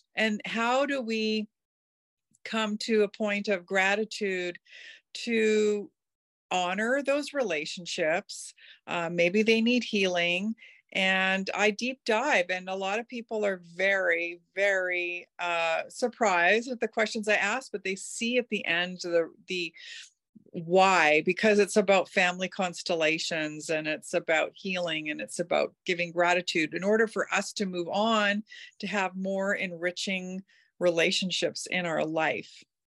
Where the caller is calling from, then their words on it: North Vancouver, British Columbia, Canada; I am calling in from North Vancouver